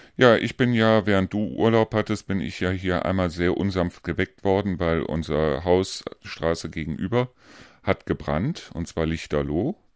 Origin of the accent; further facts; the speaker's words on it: Rhineland, Germany; moved away; ich bin ja eigentlich Rheinländer